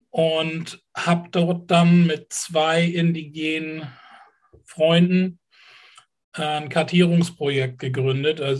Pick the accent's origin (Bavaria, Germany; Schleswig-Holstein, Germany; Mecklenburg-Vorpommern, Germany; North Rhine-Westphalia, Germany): Schleswig-Holstein, Germany; Kiel; Ich bin Kieler, ja.